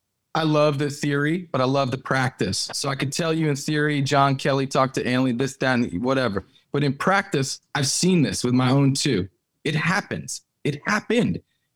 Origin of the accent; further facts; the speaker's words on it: Montserrat; also born or lived in St. Croix, US Virgin Islands / United States; Yeah, I was born in St. Croix, and then I moved to the States, and then we moved back again to a small island, British territory, sovereign nation called Montserrat.